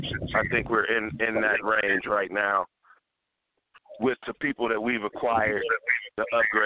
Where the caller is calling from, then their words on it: Cleveland, Ohio, United States; I'm calling from Cleveland, Ohio